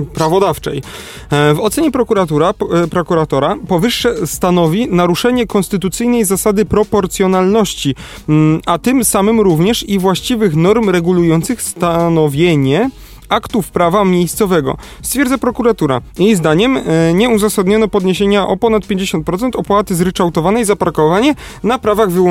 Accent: Kraków, Lesser Poland, Poland; jako Krakus

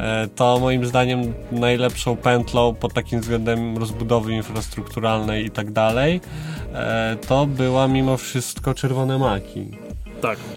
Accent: Biłgoraj, Lublin Voivodeship, Poland; moved away as an adult; also born or lived in Kraków; ja jestem z Biłgoraja, to są okolice e, Zamościa

